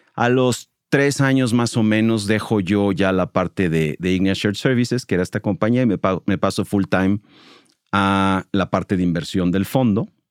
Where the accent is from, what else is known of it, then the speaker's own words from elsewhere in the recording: Mexico City, Mexico; moved away as an adult; now in Monterrey, Mexico; Yo soy chilango, llevo 20 años viviendo en Monterrey